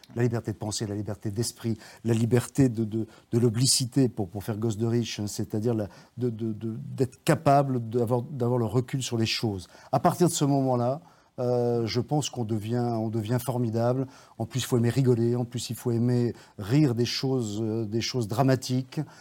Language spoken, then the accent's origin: French; Saint-Étienne, Auvergne-Rhône-Alpes, France; moved away as an adult; also born or lived in Mauriac, Cantal / Lyon; j'ai grandi à Saint-Étienne, je l'ai quitté, en fait, euh, pour commencer mes études de droit à Lyon.